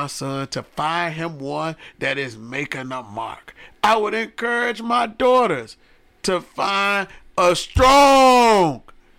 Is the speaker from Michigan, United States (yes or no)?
yes; Detroit, Michigan, United States; I'm from Detroit.